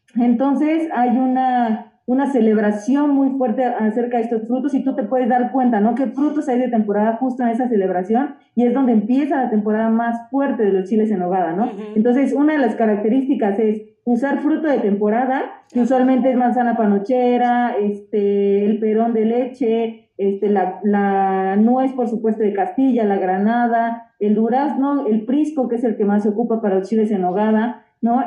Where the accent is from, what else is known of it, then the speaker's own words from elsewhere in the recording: Mexico; nosotros como mexicanos